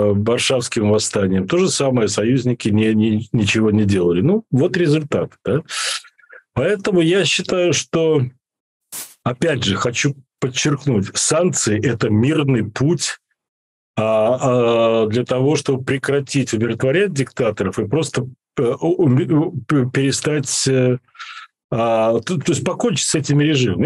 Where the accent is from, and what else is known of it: Belarus